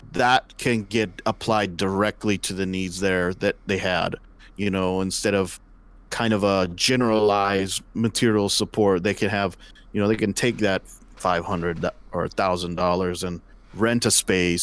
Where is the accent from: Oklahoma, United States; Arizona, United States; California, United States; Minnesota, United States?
California, United States; moved away; I'm from California